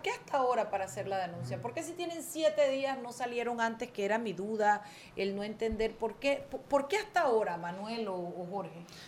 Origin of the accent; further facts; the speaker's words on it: David, Chiriquí, Panama; moved away; la feria de mi pueblo, la feria de San José de David